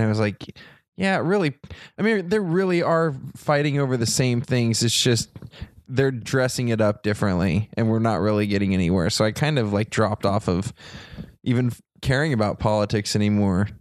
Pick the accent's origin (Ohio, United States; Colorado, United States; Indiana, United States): Ohio, United States; Troy; moved away; I grew up in Troy, Ohio, which was pretty close to Dayton